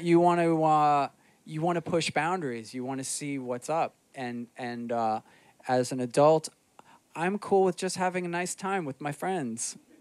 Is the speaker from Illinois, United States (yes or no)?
no; New York City, New York, United States; I grew up in Rockaway Beach